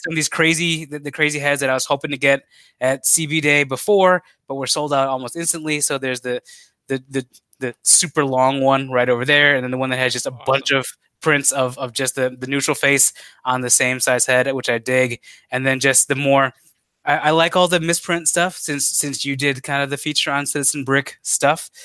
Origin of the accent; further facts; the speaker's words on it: Chicago, Illinois, United States; as a Chicagoan